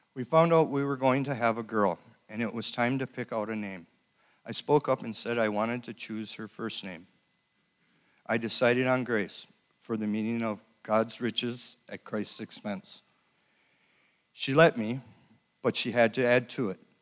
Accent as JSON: {"language": "English", "town": "Minneapolis", "region": "Minnesota", "country": "United States", "tie": "born or raised there", "also_born_or_lived": "Fridley", "said": "I was born in Minneapolis and raised by my mother till I was five years old"}